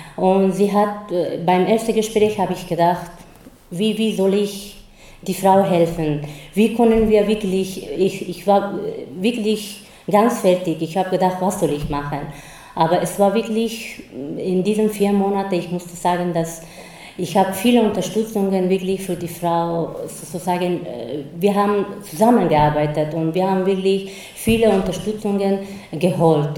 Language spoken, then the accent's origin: German; Afghanistan; German is a second language; now in Linz, Austria; ich komme aus Afghanistan